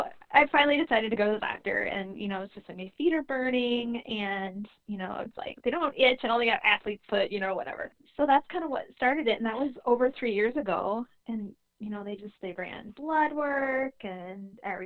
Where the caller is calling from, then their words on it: Sioux Falls, South Dakota, United States; I am calling from Sioux Falls, South Dakota. We have some gorgeous waterfalls in our city, and that's what our city is named for.